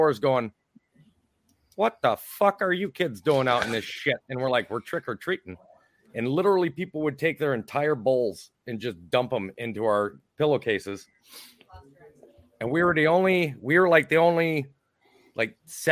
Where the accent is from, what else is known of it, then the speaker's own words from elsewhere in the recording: Minnesota, United States; accent: Minnesotan; my Minnesotan accent